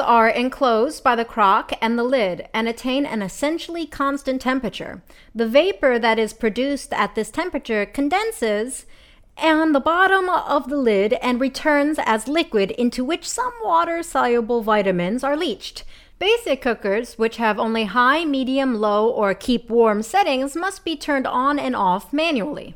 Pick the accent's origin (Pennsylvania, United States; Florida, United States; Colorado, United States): Pennsylvania, United States; Philadelphia; I'm from Philadelphia